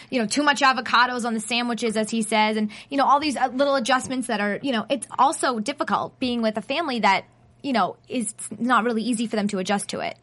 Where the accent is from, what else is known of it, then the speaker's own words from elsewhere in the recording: Boston, Massachusetts, United States; moved away as an adult; now in Los Angeles, United States; I'm from Boston. So I know for me, it was already an adjustment enough being by myself and moving out here